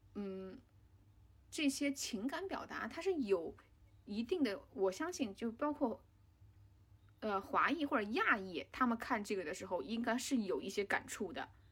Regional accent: China; 我们中国人或者我们亚洲人

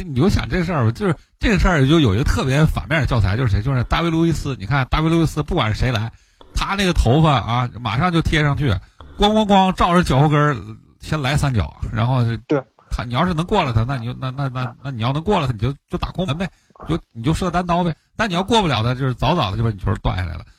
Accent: Northeast China, China; 就是我我们东北人讲话，我就打不过就抹一脸

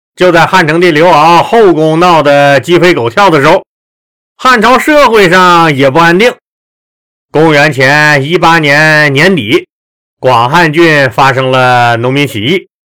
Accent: Northeast China, China; accent: Northeastern (Dongbei) dialect; 刀枪炮子是我们东北话啊

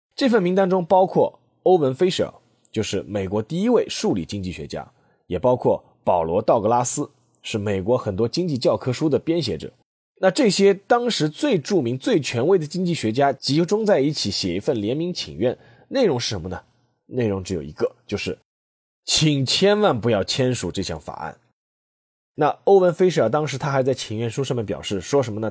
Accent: China; 美国这个国家对我们中国人而言呢，似乎是又熟悉又陌生

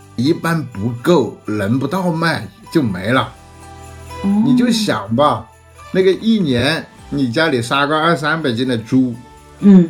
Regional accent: Hunan, China; moved away; 我们老家对于杀年猪有，呃，摆到什么样的日程

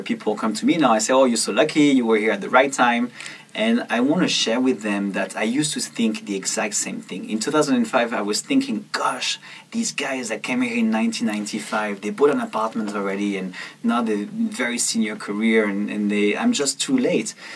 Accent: south of France, France; moved away; I went back to my hometown uh, in the south of France and I decided to go and, and clean my childhood room

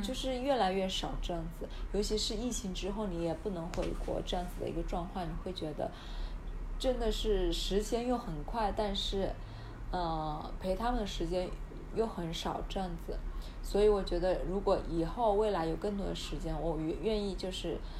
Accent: Hunan, China; accent: Hunan accent; also born or lived in Shenzhen; now in Australia; 因为我是湖南的

